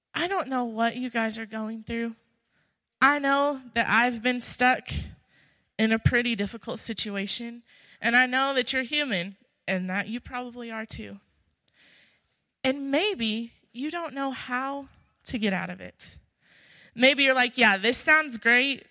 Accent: Illinois, United States; moved away as an adult; I'm from Illinois.

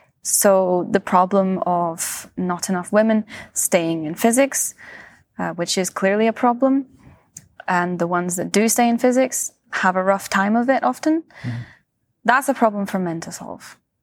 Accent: Scotland, United Kingdom; also born or lived in Switzerland; now in California, United States; and I grew up in Scotland, and then I did my PhD in Switzerland, and then I moved to the US, to California.

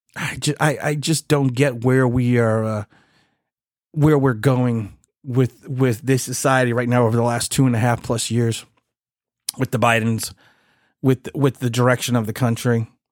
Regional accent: United States; as American citizens

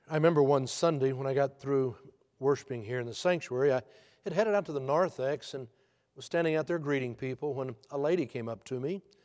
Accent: Texas, United States; I am from Texas

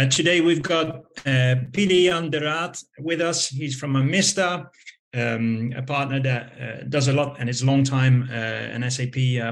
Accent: Netherlands; I'm from the Netherlands.

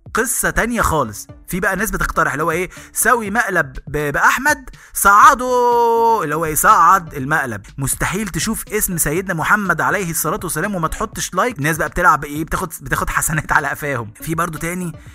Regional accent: Egypt; انا مواطن مصري

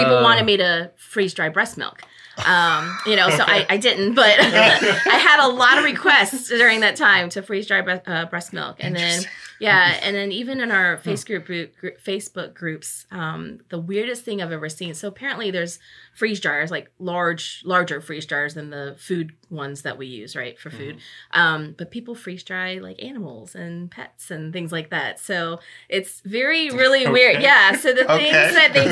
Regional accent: Norfolk, Virginia, United States; I grew up in this area, born and raised in Norfolk. So I'm from here

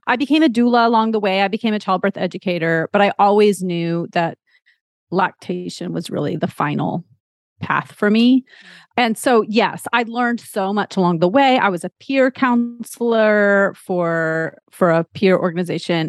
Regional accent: Texas, United States; moved away as an adult; now in Massachusetts, United States; I'm actually originally from Texas, but I've lived all over the place

